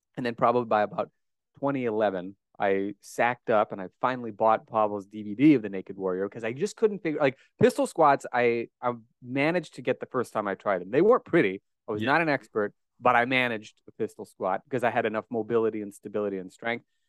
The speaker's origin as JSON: {"language": "English", "town": "Omaha", "region": "Nebraska", "country": "United States", "tie": "born or raised there", "accent": "Great Plains", "said": "I was indeed born and raised in Omaha, Nebraska, as you can tell from my mellifluous Great Plains accent in English"}